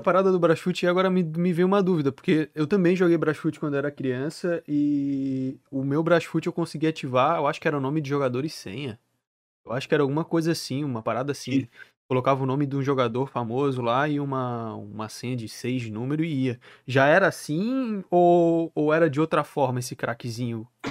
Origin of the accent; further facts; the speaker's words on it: Florianópolis, Santa Catarina, Brazil; Eu sou de Santa Catarina. Eu sou de Floripa.